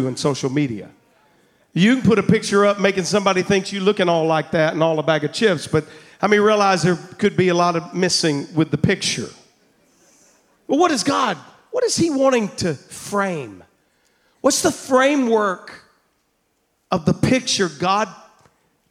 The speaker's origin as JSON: {"language": "English", "town": "Double Springs", "region": "Alabama", "country": "United States", "tie": "born or raised there", "moved": "yes", "lives_now": "Louisiana, United States", "said": "I'm from Double Springs, Alabama, all right? I'm a hillbilly here in Cajun country, all right? I'm from Double Springs, not even Two Springs there."}